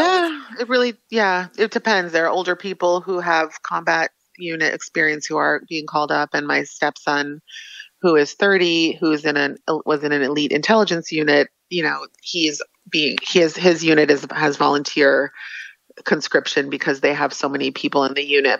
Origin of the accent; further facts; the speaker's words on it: United States; now in Israel; I'm an American living in Israel